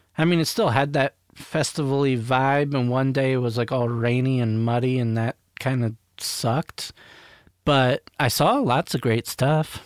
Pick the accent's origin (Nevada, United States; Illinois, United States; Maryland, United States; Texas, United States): Maryland, United States; I grew up in Maryland, like outside of DC